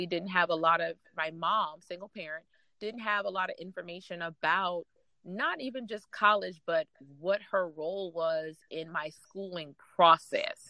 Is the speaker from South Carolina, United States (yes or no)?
yes; North Charleston, South Carolina, United States; I grew up in North Charleston, South Carolina